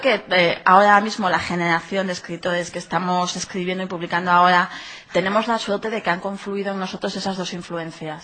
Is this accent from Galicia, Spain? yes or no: yes; Ferrol, Galicia, Spain; yo, mm, viví, crecí, estudié aquí en Ferrol